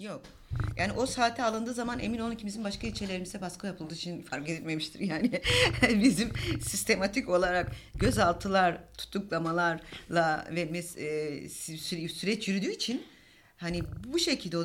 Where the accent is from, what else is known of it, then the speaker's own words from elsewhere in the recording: Diyarbakır, Diyarbakır Province, Turkey; ben aslında Diyarbakır'da doğdum büyüdüm